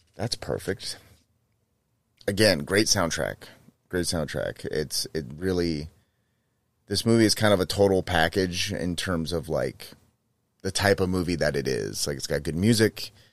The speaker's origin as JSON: {"language": "English", "town": "Manteca", "region": "California", "country": "United States", "tie": "born or raised there", "said": "my hometown of Manteca, California"}